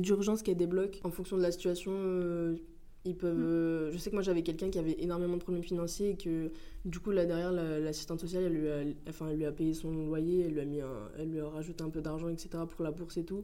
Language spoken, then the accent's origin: French; Paris, Île-de-France, France; now in Grenoble, France; je viens de Paris